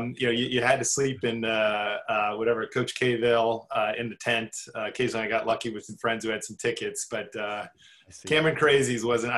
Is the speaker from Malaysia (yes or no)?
no; Canada; born there; I'm what I call a NAFTA child or a North American child. I was born in Canada, spent 2 years there.